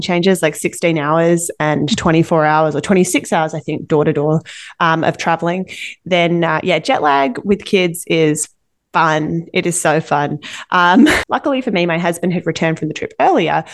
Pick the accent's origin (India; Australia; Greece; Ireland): Australia; Perth, Western Australia; now in Vancouver, Canada; my hometown of Perth, Western Australia